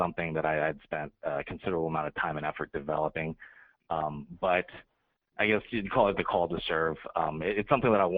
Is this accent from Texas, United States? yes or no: yes; College Station, Texas, United States; moved away as an adult; also born or lived in Las Vegas, Nevada / Newport, Rhode Island / San Diego, California; I was born and raised in College Station, Texas. Lived there for 18 years